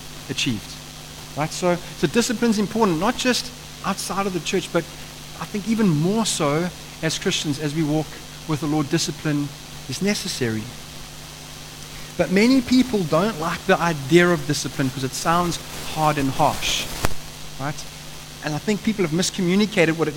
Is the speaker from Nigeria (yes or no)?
no; Eastern Cape, South Africa; moved away; I come from the Eastern Cape. There's a lot of farming that happens there.